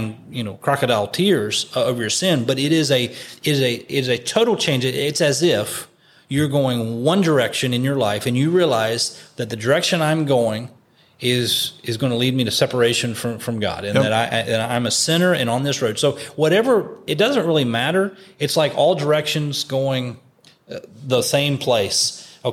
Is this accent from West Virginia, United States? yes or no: yes; West Virginia, United States; I'm from West Virginia, not my home church, but in West Virginia